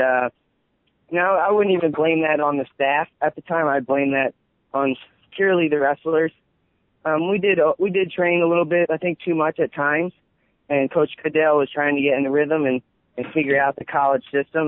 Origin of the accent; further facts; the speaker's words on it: Philadelphia, Pennsylvania, United States; I live right outside of Philly. My parents grew up in Philly